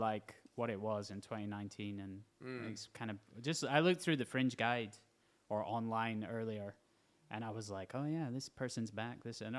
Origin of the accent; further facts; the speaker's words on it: Edinburgh, Scotland, United Kingdom; growing up in Edinburgh